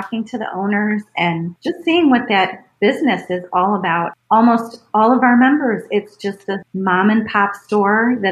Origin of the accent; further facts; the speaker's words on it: Cleveland, Ohio, United States; I was born and raised in Cleveland